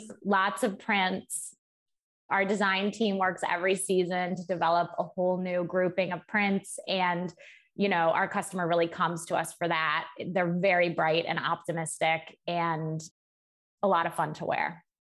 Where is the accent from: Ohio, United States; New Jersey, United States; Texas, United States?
Ohio, United States; Cleveland; moved away as an adult; also born or lived in Michigan; now in New York City, United States; I grew up in Cleveland, um, Cleveland, Ohio, with my parents and my younger sister.